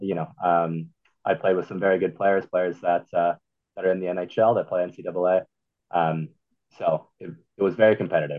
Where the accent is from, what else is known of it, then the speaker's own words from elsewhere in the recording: Manhattan Beach, California, United States; moved away as an adult; now in Utah, United States; we're from Manhattan Beach, California. So that's a suburb of LA. It's probably, 15 minutes south of Santa Monica